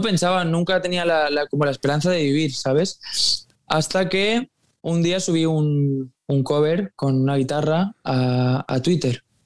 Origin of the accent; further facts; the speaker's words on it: Mallorca, Balearic Islands, Spain; Yo es que soy de Mallorca